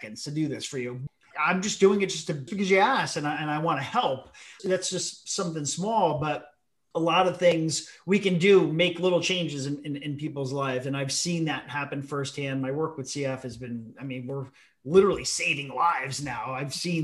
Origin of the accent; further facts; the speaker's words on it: New Haven County, Connecticut, United States; We're from New Haven County